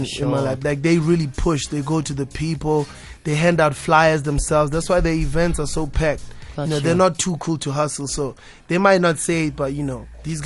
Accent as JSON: {"language": "English", "country": "South Africa", "said": "I'm South African"}